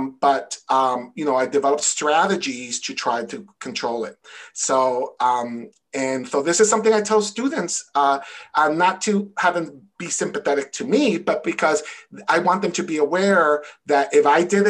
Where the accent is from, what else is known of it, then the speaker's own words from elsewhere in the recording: New York City, New York, United States; also born or lived in Connecticut; now in Massachusetts, United States; I'm from New York City